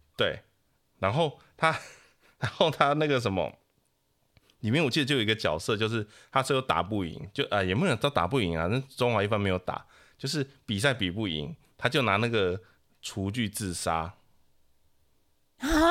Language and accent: Chinese; Taiwan; 因为我的老家那边是曾经的很热闹的小镇这样子